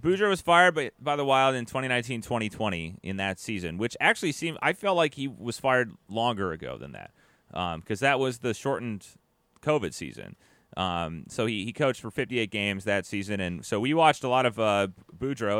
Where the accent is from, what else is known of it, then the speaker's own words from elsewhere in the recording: United States; we're American here.